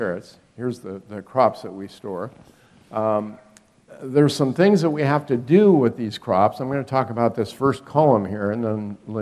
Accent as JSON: {"language": "English", "region": "Northern California", "country": "United States", "tie": "born or raised there", "moved": "as an adult", "lives_now": "West Virginia, United States", "said": "I was raised in Northern California and lived most of my life there"}